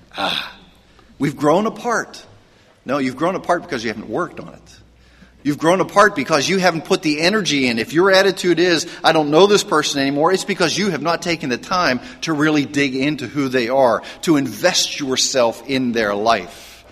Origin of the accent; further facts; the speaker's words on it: Pennsylvania, United States; I grew up in Pennsylvania, and there was the Meadows Racetrack